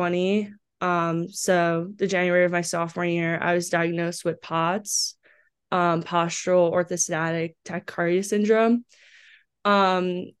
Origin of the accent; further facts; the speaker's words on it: Green Brook, New Jersey, United States; moved away as an adult; also born or lived in Owings Mills, Maryland; I grew up in a small town in New Jersey, Greenbrook.